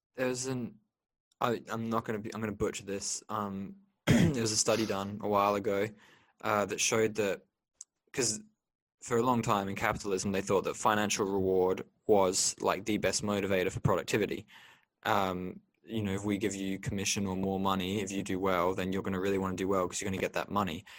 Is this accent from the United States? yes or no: no; Liverpool, North West England, United Kingdom; moved away; growing up in England as a boy